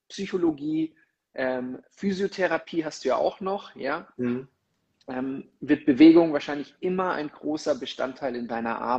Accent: Munich, Bavaria, Germany; now in Mexico; Ich habe schon gesehen, 17 Grad, zumindest in meiner Heimatstadt München und die Sonne scheint.

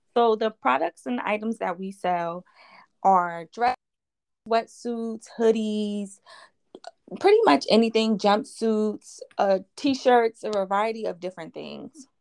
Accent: Philadelphia, Pennsylvania, United States; I'm from West Philadelphia, um, a little area called Down the Bottom

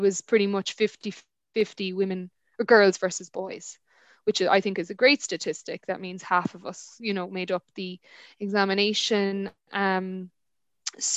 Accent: Ireland; I'm from Ireland

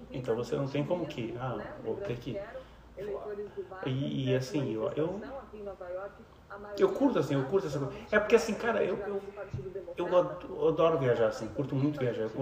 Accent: Brazil; Não, porque eu sou brasileiro

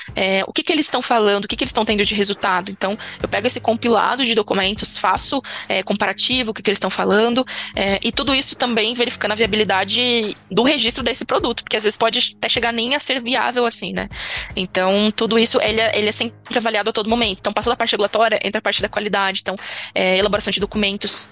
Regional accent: Brazil; como brasileiro

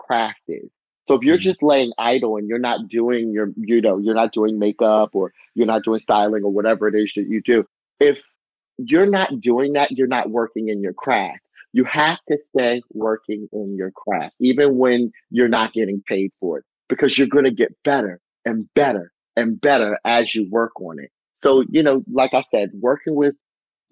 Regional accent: Harford County, Maryland, United States; my hometown, Harford County.

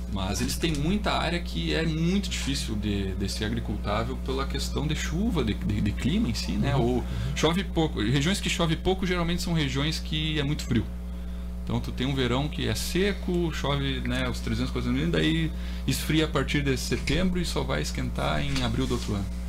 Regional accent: Brazil; sou do Brasil

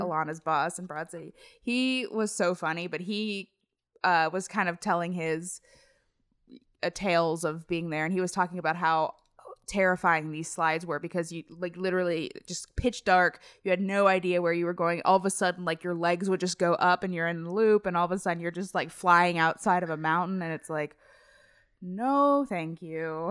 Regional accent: Cincinnati, Ohio, United States; I'm from Cincinnati, and in Cincinnati, there's Kings Island

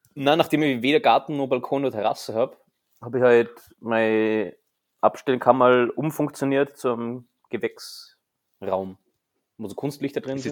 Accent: Austria; bei uns in Österreich

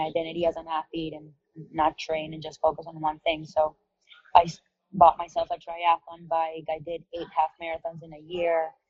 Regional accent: Caracas, Capital District, Venezuela; moved away as an adult; also born or lived in San Diego / Miami; I was born and raised in Caracas, Venezuela. I lived there until I was about 18 years old.

